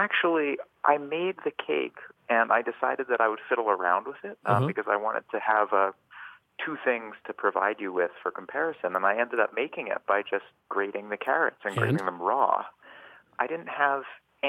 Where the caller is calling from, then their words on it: Cambridge, Massachusetts, United States; I'm calling from Cambridge.